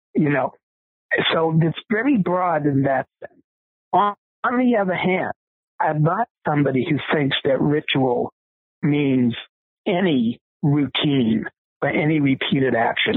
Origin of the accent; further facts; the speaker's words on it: Boston, Massachusetts, United States; I was growing up in Boston, Massachusetts